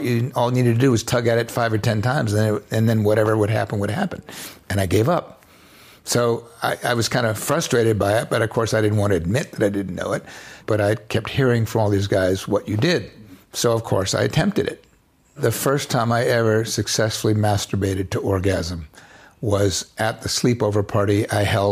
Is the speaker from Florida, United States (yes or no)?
yes; Florida Panhandle, United States; born or raised there